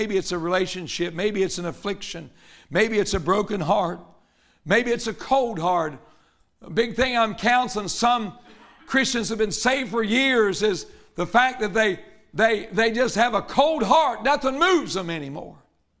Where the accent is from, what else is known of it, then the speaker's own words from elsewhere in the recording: Murfreesboro, Tennessee, United States; And I guess I came all the way from Murfreesboro, Tennessee to tell you this.